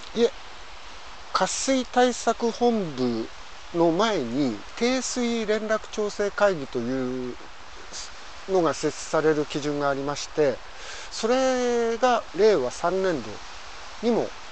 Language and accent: Japanese; Ishikawa, Japan; moved away as an adult; now in Nagahama, Japan; 石川県の出身です